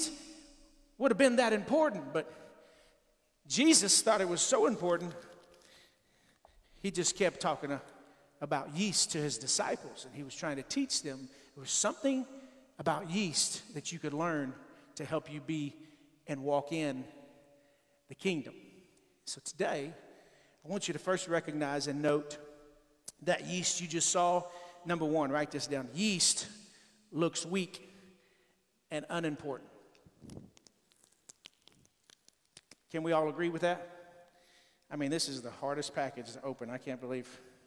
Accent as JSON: {"language": "English", "region": "Texas", "country": "United States", "said": "I'm from Texas"}